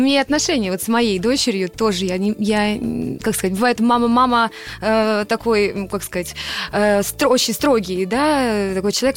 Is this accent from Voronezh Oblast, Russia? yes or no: yes; Voronezh, Voronezh Oblast, Russia; в городе, где я родилась, в Воронеже